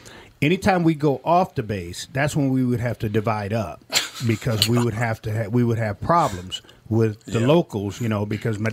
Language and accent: English; Millington, Tennessee, United States; So I grew up on Marine Corps bases. And one of the things, now this is 19—think about it, 1970, Memphis, Tennessee. Millington, Tennessee, down south.